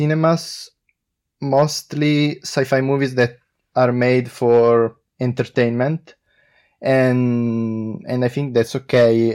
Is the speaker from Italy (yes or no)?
yes; Italy; I'm from Italy